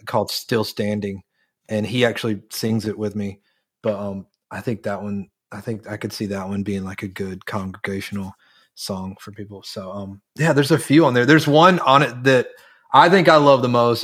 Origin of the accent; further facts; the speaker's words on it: Charlotte, North Carolina, United States; moved away; I grew up in North Carolina. I grew up in North Carolina, representing my Panthers today.